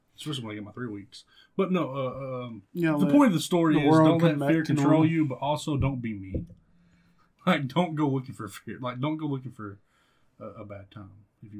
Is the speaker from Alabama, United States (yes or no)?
yes; North Alabama, United States; North Alabama.